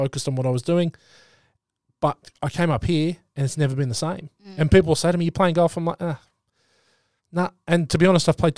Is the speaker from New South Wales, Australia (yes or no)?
yes; Sydney, New South Wales, Australia; moved away as an adult; also born or lived in Currumbin, Queensland; now in Gold Coast, Australia; I'm originally from Sydney. I've been up here for 8 years